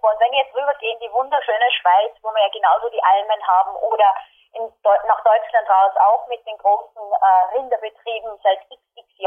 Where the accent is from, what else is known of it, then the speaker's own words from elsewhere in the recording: Austria; born there; Wir sind in Österreich geboren, nämlich an die meisten. Wir haben unsere Gene von Österreich und wir sind Milchprodukte gewöhnt.